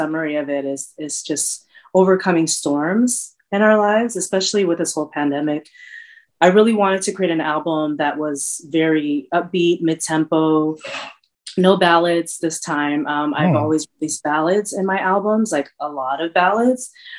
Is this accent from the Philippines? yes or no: yes; Philippines; definitely has the island feel because I'm from the Philippines. It definitely has the Bay Area feel.